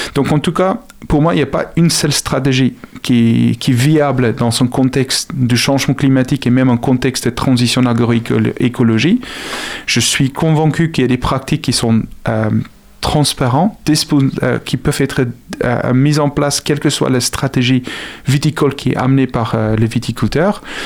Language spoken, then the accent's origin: French; South Africa; French is a second language; now in Angers, France; Je suis originaire d'Afrique du Sud